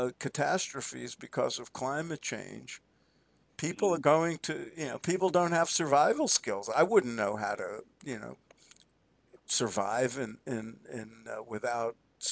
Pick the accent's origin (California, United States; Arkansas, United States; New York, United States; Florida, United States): New York, United States; I grew up in New York. I went to college in New York.